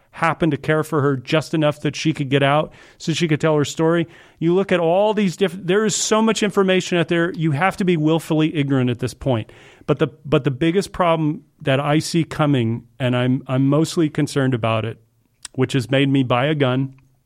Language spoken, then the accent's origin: English; the South, United States; Sure, I grew up in the South.